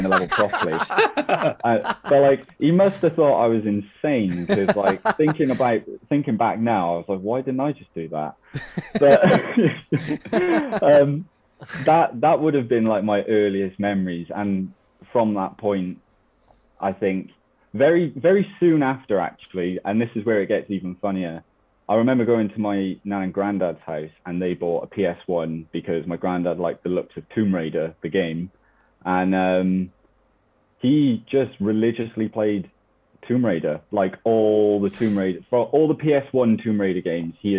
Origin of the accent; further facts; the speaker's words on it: Newport, Wales, United Kingdom; my hometown is Newport County